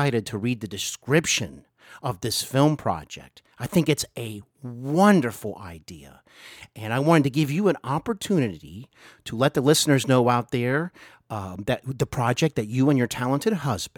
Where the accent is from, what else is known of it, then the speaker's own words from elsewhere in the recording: Cincinnati, Ohio, United States; I'm actually in my hometown of Cincinnati